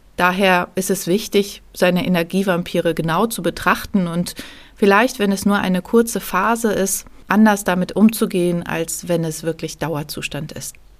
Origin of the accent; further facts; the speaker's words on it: Lübeck, Schleswig-Holstein, Germany; moved away; nachdem wir in der Corona-Zeit in meine Heimatstadt Lübeck gezogen sind